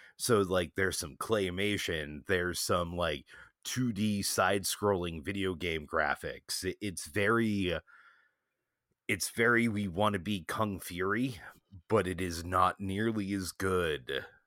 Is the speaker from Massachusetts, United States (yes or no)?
yes; Boston, Massachusetts, United States; as a Bostonian